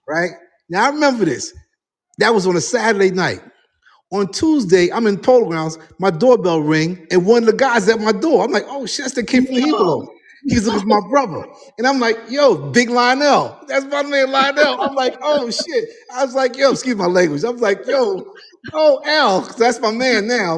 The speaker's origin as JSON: {"language": "English", "town": "New York City", "region": "New York", "country": "United States", "tie": "born or raised there", "said": "I'm the guy from Harlem"}